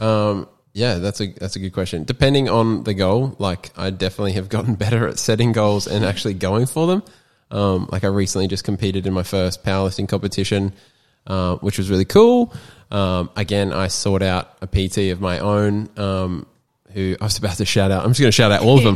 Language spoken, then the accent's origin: English; Sunshine Coast, Queensland, Australia; also born or lived in Townsville, Queensland; I live on the Sutcher Coast. I've been here since I was four, born and bred in Townsville, and then moved here.